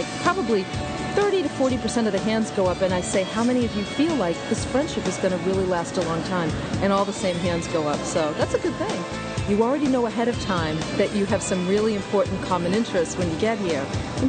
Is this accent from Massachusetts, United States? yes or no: yes; Massachusetts, United States; I'm from Massachusetts, in case you can't tell by my accent.